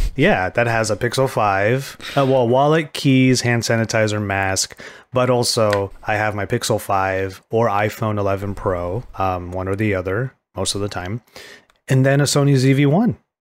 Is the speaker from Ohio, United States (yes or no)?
no; California, United States; as a Californian